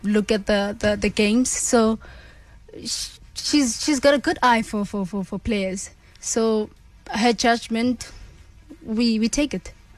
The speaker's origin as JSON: {"language": "English", "town": "Randfontein", "region": "Gauteng", "country": "South Africa", "moved": "as an adult", "lives_now": "Scotland"}